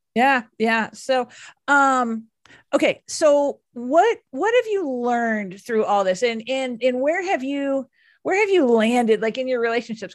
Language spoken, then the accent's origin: English; Dallas, Texas, United States; I am from Dallas